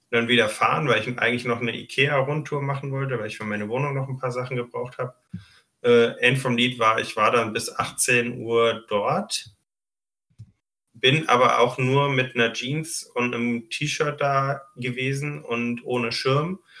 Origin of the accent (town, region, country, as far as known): Düsseldorf, North Rhine-Westphalia, Germany